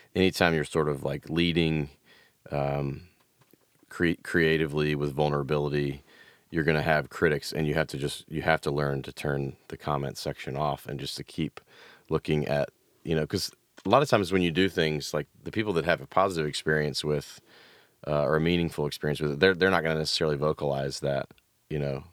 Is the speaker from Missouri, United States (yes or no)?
no; Memphis, Tennessee, United States; also born or lived in Knoxville; now in Nashville, United States; I grew up in Memphis, went to school in Knoxville, ended up here